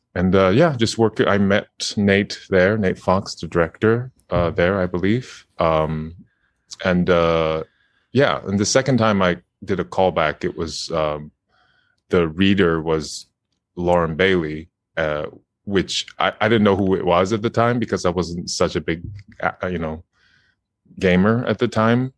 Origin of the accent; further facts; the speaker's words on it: Japan; I'm from Japan